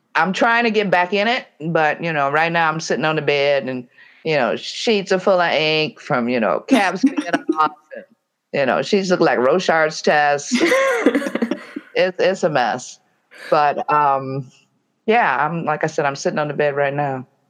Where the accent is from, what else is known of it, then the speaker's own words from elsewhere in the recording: Detroit, Michigan, United States; I'm from Detroit